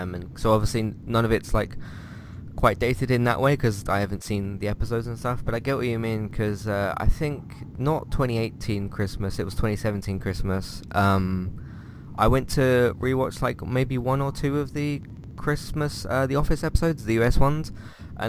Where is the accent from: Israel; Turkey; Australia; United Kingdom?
United Kingdom; as a British person